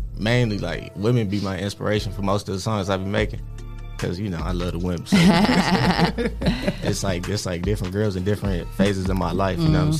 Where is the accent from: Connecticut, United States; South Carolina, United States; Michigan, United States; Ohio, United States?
Ohio, United States; Toledo; So yeah, from Toledo, Ohio, born and raised.